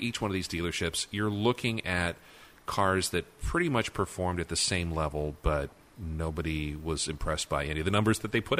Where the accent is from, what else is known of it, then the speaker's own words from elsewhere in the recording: Chicago area suburbs, Illinois, United States; growing up in the Chicago area in the suburbs